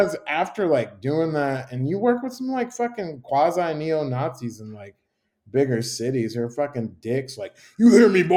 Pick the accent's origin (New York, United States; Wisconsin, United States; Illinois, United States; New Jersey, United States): Illinois, United States; Chicago; also born or lived in Tuscaloosa, Alabama / San Francisco; now in Birmingham, United States; I'm from Chicago